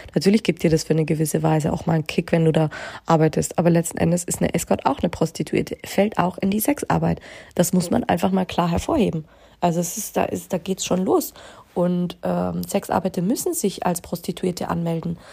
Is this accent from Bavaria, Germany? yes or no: yes; Bavaria, Germany; Ja, ich bin in Deutschland geboren, ich bin auch in Bayern geboren